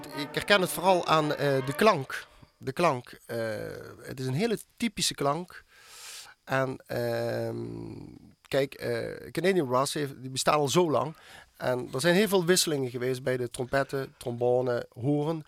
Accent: Schimmert, Limburg, Netherlands; het dorp waar ik vandaan kom, het Schimmert

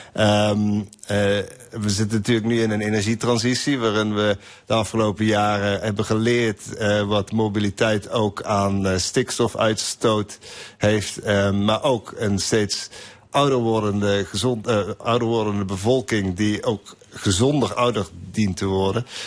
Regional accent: Limburg, Netherlands; moved away; Ik ben zelf ook uit Limburg, kom uit Zwijkhuizen

